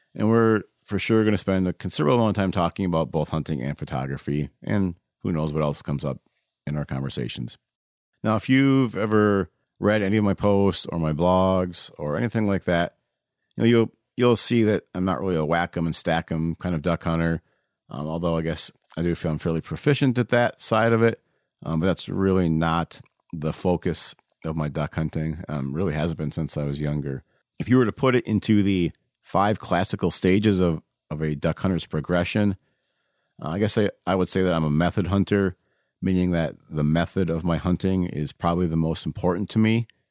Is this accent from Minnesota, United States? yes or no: yes; Waseca, Minnesota, United States; Waseca, Minnesota, which is my hometown.